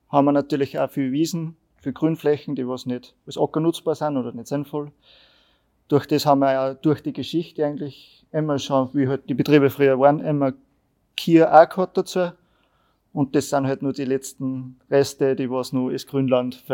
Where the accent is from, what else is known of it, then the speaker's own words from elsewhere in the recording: Schlierbach, Upper Austria, Austria; auch bei uns in Schlierbach, die haben wir auch